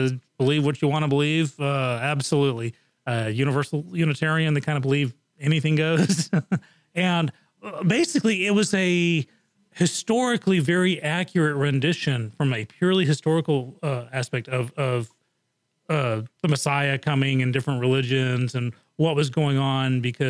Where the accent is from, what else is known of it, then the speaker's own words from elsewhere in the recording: Japan; also born or lived in England; growing up in Japan and England, you know, topless was the thing